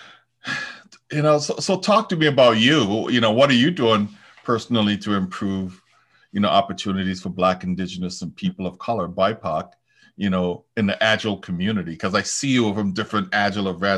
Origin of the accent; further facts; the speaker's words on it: U.S. Virgin Islands; I grew up in the West Indies too, in the U.S. Virgin Islands.